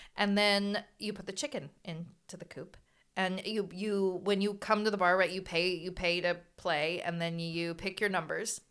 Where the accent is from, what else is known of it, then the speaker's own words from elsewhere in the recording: San Luis Obispo, California, United States; we're from Slough